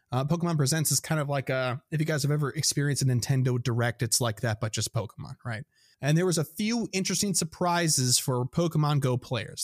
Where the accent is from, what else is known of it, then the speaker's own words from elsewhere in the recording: Midwest, United States; accent: Midwestern; my Midwestern accent